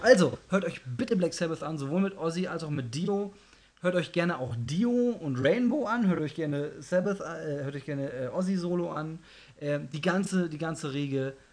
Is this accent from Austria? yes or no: no; Germany; Ich, ich, bin Deutscher